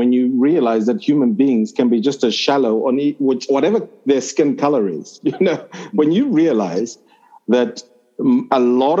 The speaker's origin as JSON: {"language": "English", "country": "Zimbabwe", "tie": "born or raised there", "also_born_or_lived": "Zambia", "said": "in Zimbabwe, I never really fit in the country for a number of reasons. One, I was foreign born. So I was born in Zambia. Two, I didn't speak the vernacular languages in Zimbabwe."}